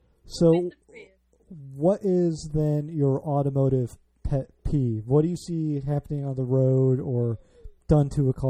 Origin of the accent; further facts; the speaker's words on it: the Midwest, outside Chicago, Illinois, United States; now in Washington, D.C. area, United States; I grew up in the Midwest, outside Chicago, moved out here.